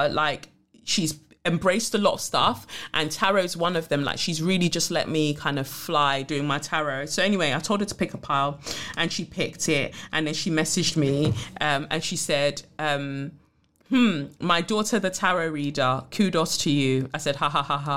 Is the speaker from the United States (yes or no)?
no; United Kingdom